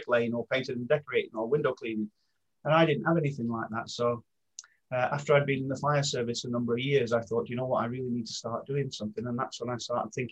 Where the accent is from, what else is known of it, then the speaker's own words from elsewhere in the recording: Maltby, Yorkshire and the Humber, United Kingdom; I grew up in Maltby in South Yorkshire